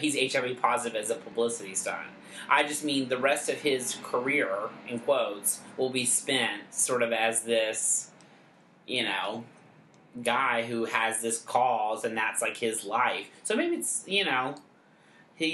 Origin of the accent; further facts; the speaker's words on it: Hillsboro, United States; But I'm also from Hillsboro.